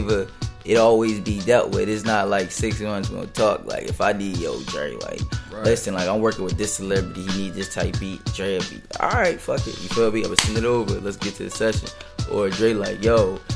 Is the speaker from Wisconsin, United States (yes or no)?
no; Philadelphia, Pennsylvania, United States; also born or lived in Baltimore; now in New Jersey, United States; from Baltimore, I was raised in Philly. Now I, you know, stay in Jersey